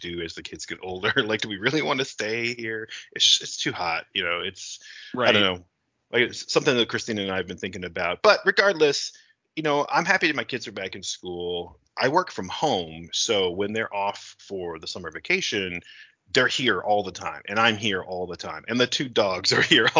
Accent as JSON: {"language": "English", "region": "Western New York", "country": "United States", "tie": "born or raised there", "moved": "as an adult", "lives_now": "Texas, United States", "said": "growing up in Western New York, and even though I've been in Texas for like a decade and a half"}